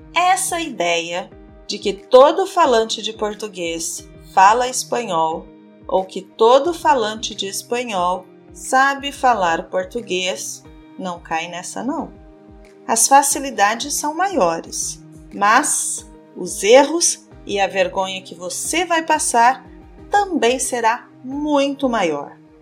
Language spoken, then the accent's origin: Portuguese; Brazil